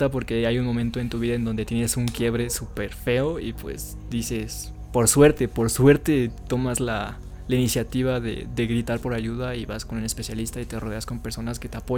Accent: Mexico; somos de México.

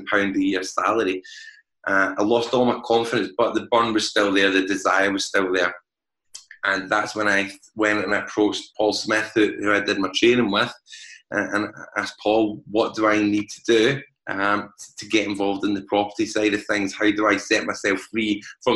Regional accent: Glasgow, Scotland, United Kingdom; As most people can tell by my accent, I am from Glasgow

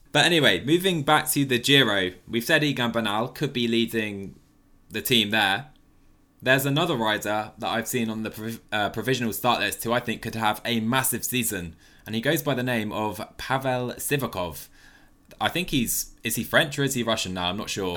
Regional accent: United Kingdom; as a Brit

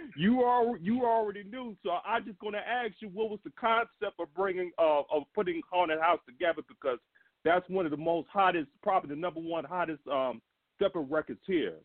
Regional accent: Chicago, Illinois, United States; I'm from Chicago

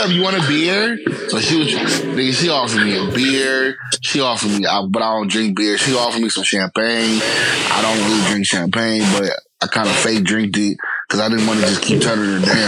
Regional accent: the Bay Area, California, United States; I'm from the Bay. She's like, oh my God, I'm for the day. was like, I'm from Fremont.

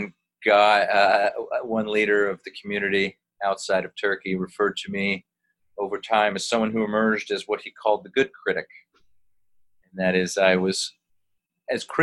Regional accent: United States; me as an American non-Muslim

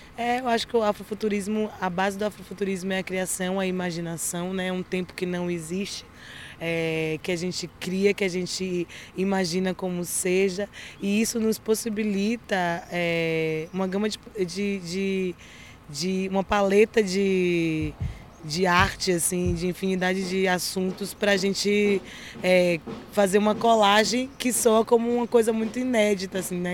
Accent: Bahia, Brazil; somos da Bahia

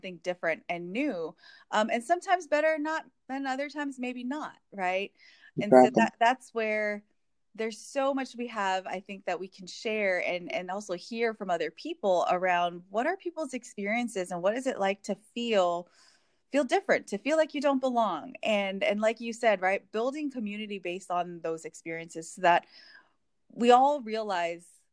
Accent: Hawaii, United States; moved away as an adult; now in Indiana, United States; I was born and raised in Hawaii

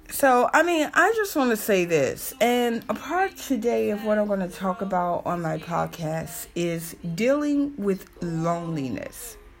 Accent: the South, United States; accent: southern; my southern accent

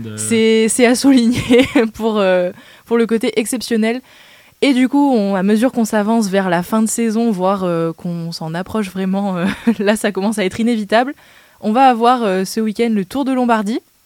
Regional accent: France; en tant que bon français et supporter du 15 de France

